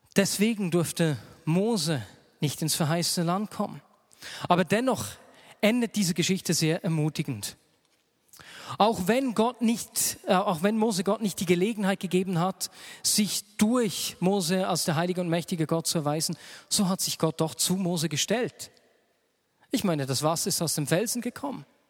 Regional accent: Switzerland; bei uns in der Schweiz

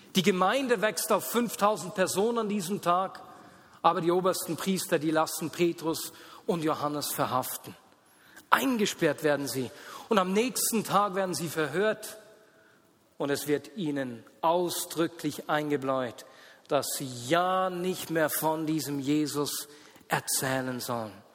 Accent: Switzerland; wir Schweizer

